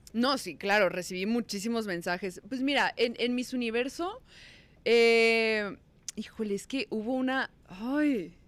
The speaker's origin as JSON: {"language": "Spanish", "region": "Sonora", "country": "Mexico", "moved": "as an adult", "lives_now": "Mexico City, Mexico", "said": "Yo soy de Sonora y me vine a la Ciudad de México a trabajar en conducción"}